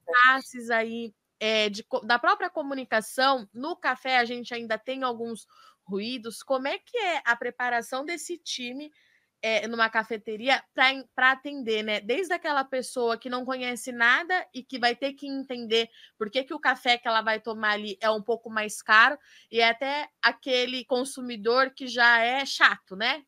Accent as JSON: {"language": "Portuguese", "town": "Jundiaí", "region": "São Paulo", "country": "Brazil", "tie": "born or raised there", "lives_now": "Campinas, Brazil", "said": "Eu nasci, sou nascida em São Paulo, em Jundiaí"}